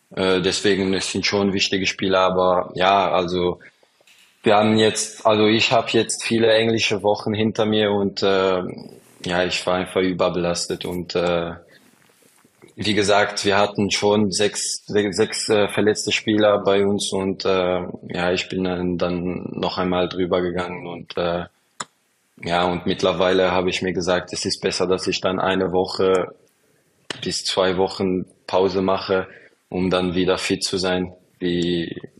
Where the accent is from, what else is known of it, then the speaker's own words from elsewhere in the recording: Luxembourg; Ja, ich bin in Luxemburg äh, groß geworden.